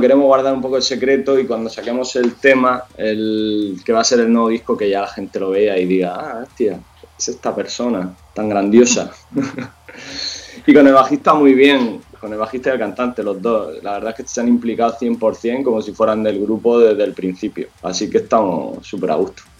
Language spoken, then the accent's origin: Spanish; Hellín, Albacete, Castilla-La Mancha, Spain; now in Murcia, Spain; yo soy de Jin, vivo, bueno, vivía en Albacete Jin y, vine a Murcia a vivir